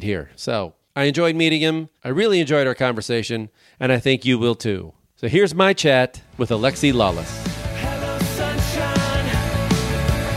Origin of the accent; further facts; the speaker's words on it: Chicago, Illinois, United States; I'm from Chicago